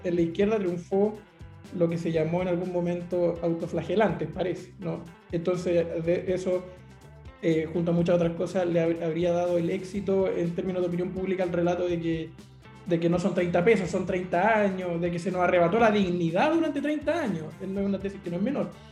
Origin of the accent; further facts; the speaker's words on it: Concepción, Biobío, Chile; moved away; Concepción, eh, mi ciudad de origen